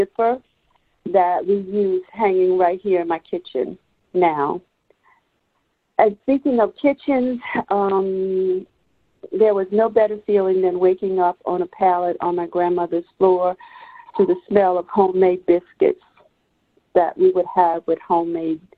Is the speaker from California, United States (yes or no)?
no; Allendale, South Carolina, United States; I was born and raised here in Allendale, South Carolina